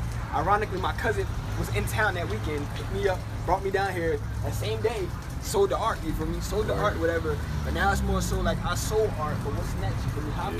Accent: New Jersey, United States; also born or lived in Charlotte, North Carolina; now in Atlanta, United States; I'm from Jersey.

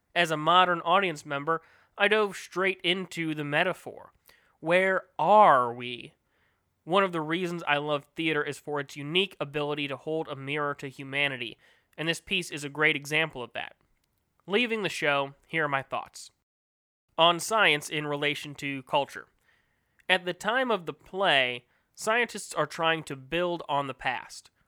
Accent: United States; as an American, especially living in the greatest planet on Earth, the U S

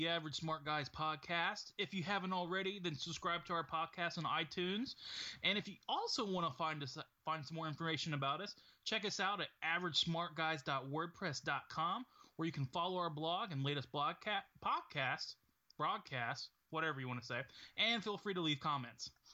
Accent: United States; as an American

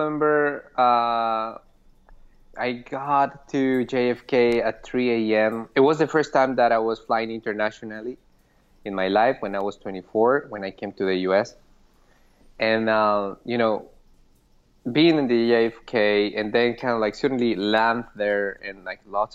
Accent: Pasto, Nariño, Colombia; English is a second language; moved away as an adult; now in Boston, United States; I was in Pasto, Colombia, which is my hometown

